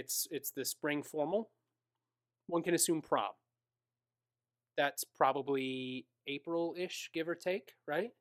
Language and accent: English; Minnesota, United States; I am was born and raised in Minnesota.